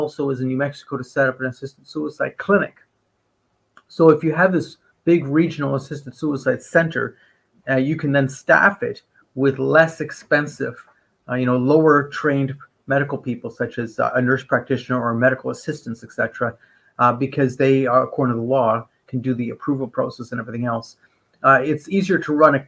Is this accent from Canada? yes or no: yes; Canada; I'm a Canadian